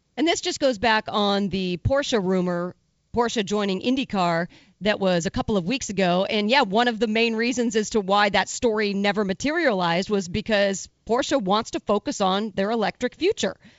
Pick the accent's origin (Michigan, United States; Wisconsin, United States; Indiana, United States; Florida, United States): Indiana, United States; Indianapolis; born and raised in Indianapolis, and the Indy 500 being such a central part of my family